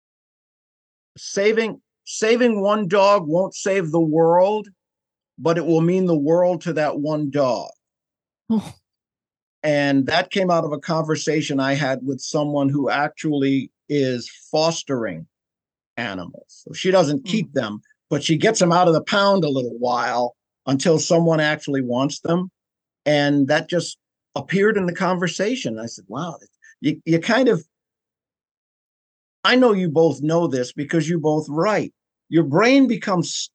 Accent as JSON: {"language": "English", "town": "New York City", "region": "New York", "country": "United States", "moved": "yes", "said": "I'm from New York originally"}